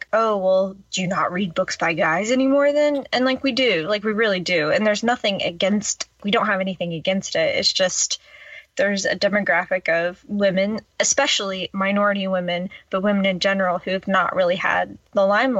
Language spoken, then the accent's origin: English; the South, United States; And I grew up in the South, like what's going on here?